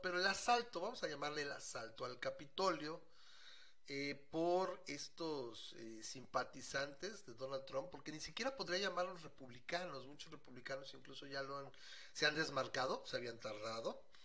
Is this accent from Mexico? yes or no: yes; Mexico City, Mexico; como buen chilango